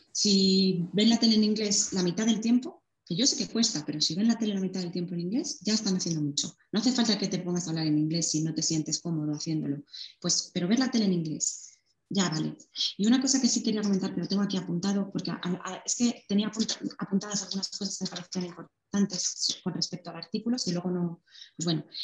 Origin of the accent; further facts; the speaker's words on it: Madrid, Community of Madrid, Spain; moved away as an adult; now in La Rioja, Spain; yo soy de Madrid, ahora vivo en La Rioja